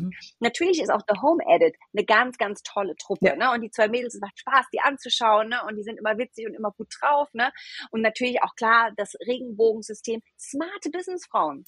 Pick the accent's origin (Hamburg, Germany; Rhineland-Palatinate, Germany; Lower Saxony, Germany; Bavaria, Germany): Rhineland-Palatinate, Germany; moved away as an adult; also born or lived in United States; now in Berlin, Germany; gebürtige Deutsche. Ich komme aus einem mhm. kleinen Dorf in der schönen Pfalz